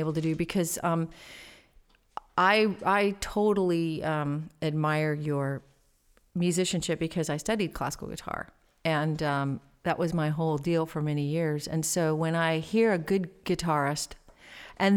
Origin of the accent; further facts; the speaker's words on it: Bakersfield, California, United States; My hometown is Bakersfield